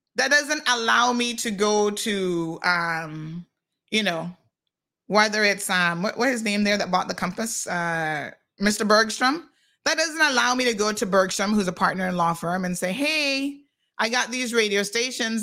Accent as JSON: {"language": "English", "town": "George Town", "country": "Cayman Islands", "tie": "born or raised there", "also_born_or_lived": "United States", "moved": "yes", "said": "I got two Caymanian parents and I was born right here in Georgetown Hospital"}